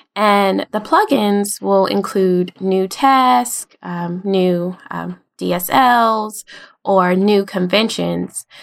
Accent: United States; I'm from the United States in, near the capital, Washington, D C, um, and pretty much been around here my whole life

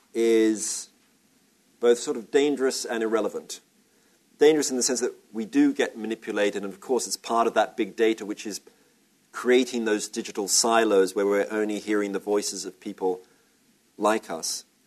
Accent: Australia; I'm Australian

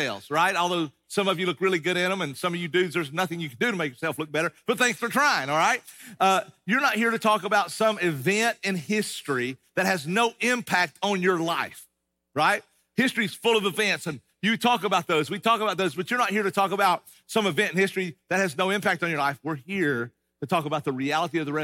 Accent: East Tennessee, United States; I grew up in East Tennessee, and I grew up in the mountains, Appalachian Mountains

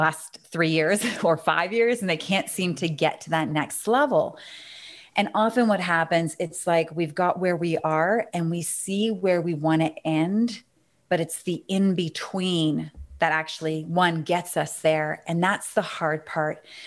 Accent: Canada; accent: Canadian

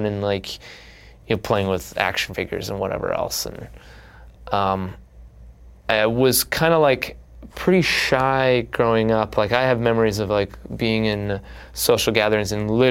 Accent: Canada; also born or lived in Toronto / Chicago / New York City; now in Los Angeles, United States; you could have been born in a small town in Canada, and I happened to be born in, like, the artsy one

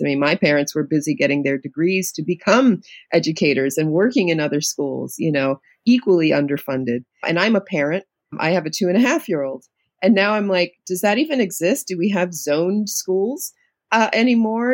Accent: New York City, New York, United States; also born or lived in Queens, New York; I'm a native New Yorker. I grew up in the Lower East Side of New York City, of Manhattan in public housing

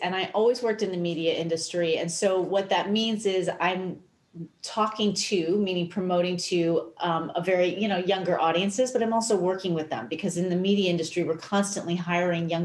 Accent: New York City, New York, United States; moved away as an adult; also born or lived in Los Angeles; back home in New York, because I grew up here

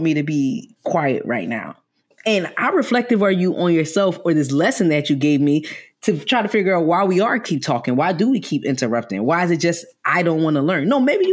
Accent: New York City, New York, United States; Because I'm from New York, I'm from the Bronx

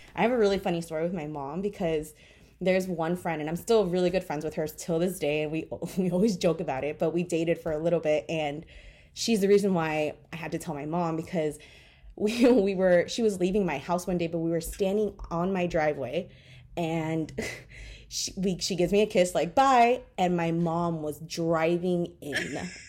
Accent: Miami, Florida, United States; I grew up in Miami.

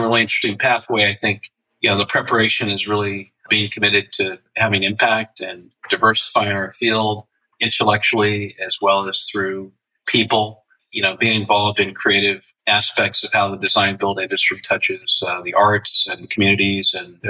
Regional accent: Fresno, California, United States; moved away as an adult; also born or lived in Ithaca, New York; now in Los Angeles, United States; I grew up in Central California in Fresno, middle of the Central Valley

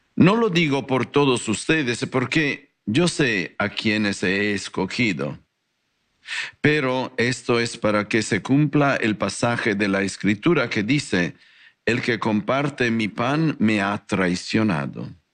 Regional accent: Italy; Spanish is a second language; moved away as an adult; also born or lived in Guadalajara, Mexico; now in North Hollywood, United States; un italiano con corazón tapatío

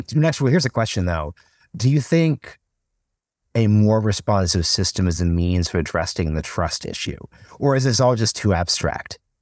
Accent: Oregon, United States; now in Austin, United States; growing up in Oregon, we were just a vote by mail state.

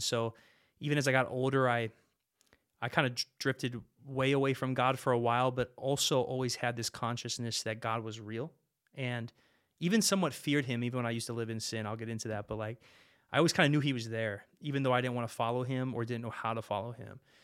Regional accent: Modesto, California, United States; now in Fargo, United States; I grew up in Modesto, California

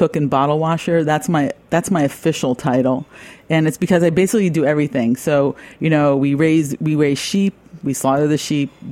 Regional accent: New York, United States; I'm from New York and I grew up drinking European wines

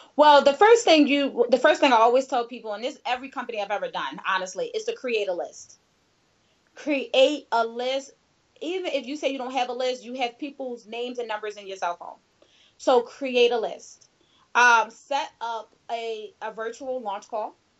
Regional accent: Philadelphia, Pennsylvania, United States; I was a teen mom, and I am from Philadelphia.

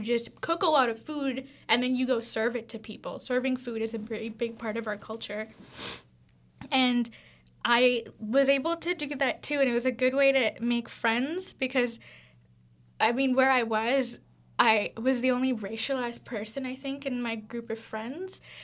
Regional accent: Tamil Nadu, India; moved away; also born or lived in Vienna; I'm from South India, I'm from Tamil

